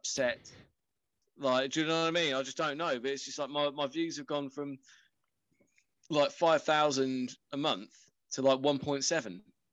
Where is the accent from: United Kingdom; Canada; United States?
United Kingdom; England; being English